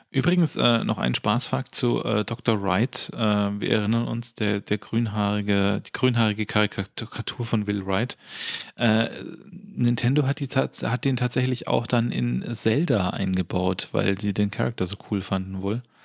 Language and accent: German; Germany; als Deutscher